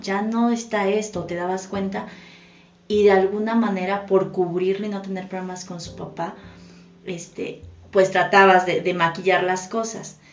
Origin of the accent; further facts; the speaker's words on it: Mexico; como cultura mexicana